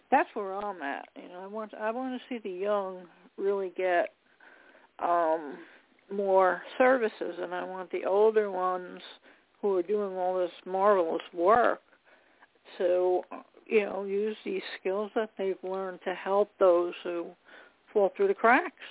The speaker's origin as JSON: {"language": "English", "region": "New York", "country": "United States", "said": "from New York."}